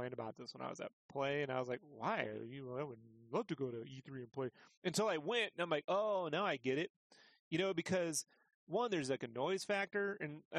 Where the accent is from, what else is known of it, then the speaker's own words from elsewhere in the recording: San Diego, California, United States; moved away as an adult; now in Idaho, United States; I went to Comic-Con, which was my favorite thing to do as a kid. In San Diego